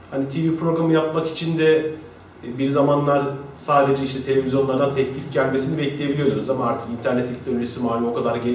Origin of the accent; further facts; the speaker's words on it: Mersin, Turkey; moved away as an adult; 18 Kasım 1976'da Mersin'de doğdum. Ee, Mersin Toros Lisesi'ni bitirdikten sonra Ankara Üniversitesi İletişim Fakültesi'ne 1994 yılında e, girdim.